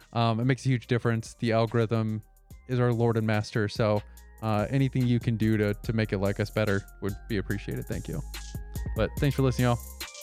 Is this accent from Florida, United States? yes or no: yes; Florida, United States; moved away; I grew up in Florida where everybody also got surgery